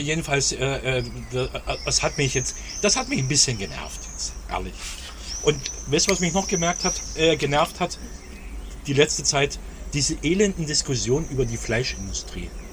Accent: East Germany, Germany; ich bin im Endeffekt nie so aufgewachsen in der DDR damals

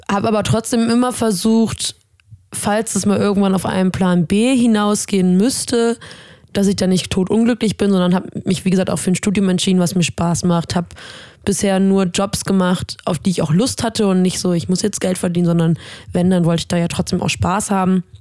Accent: Stuhr, Lower Saxony, Germany; now in Bremen, Germany; Äh, ich komme gebürtig aus Stur, also gar nicht so weit weg von Bremen, wohne jetzt hier in Bremen seit ein paar Jahren.

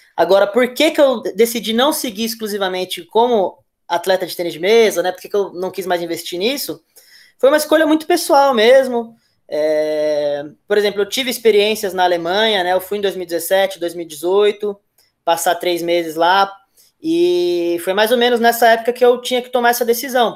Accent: Santo André, São Paulo, Brazil; sou de Santo André, mas a minha família, ela, por parte de pai, né? Minha família, por parte da descendência japonesa, ela é de Mauá.

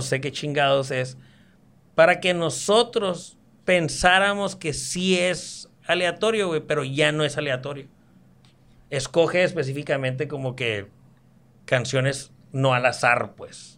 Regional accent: Mexico; also born or lived in Mexicali; Como buen mexicano

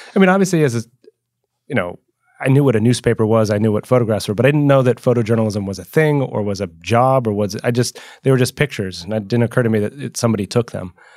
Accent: New York, United States; moved away as an adult; also born or lived in England / Iraq; I was from New York

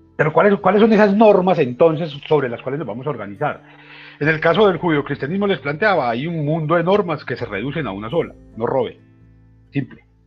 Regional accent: Antioquia, Colombia

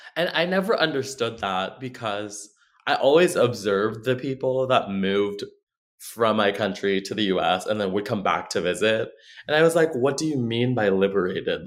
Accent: Philippines; moved away as an adult; now in Oklahoma, United States; I'm from the Philippines. I moved here in 2016, and I have been in Oklahoma um, since then.

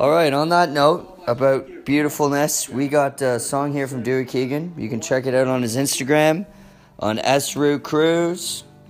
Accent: Canada; we're Canadian, you know, and I'm, we're in the deep north.

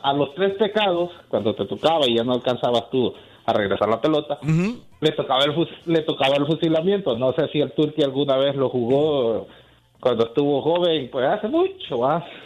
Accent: El Salvador; soy de El Salvador

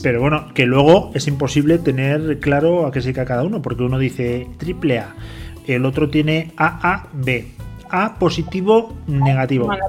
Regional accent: Spain; yo soy muy español, muy latino

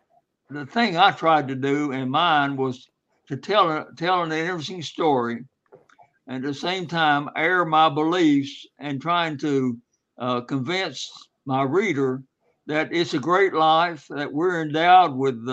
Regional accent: Black Mountains, North Carolina, United States; I was raised in the Black Mountains, where Mountain Mitchell is, on a hillside farm.

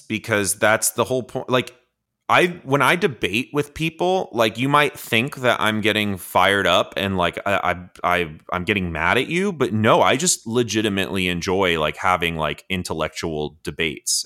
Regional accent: Georgia, United States; I grew up in Georgia

